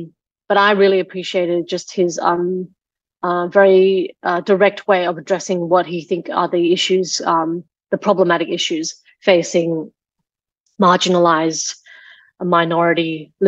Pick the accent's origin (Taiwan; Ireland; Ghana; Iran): Taiwan; first language Taiwanese; English is a second language; So, well, my English is my third language. My first language was actually Taiwanese, and then Mandarin, and then Chinese, and then English.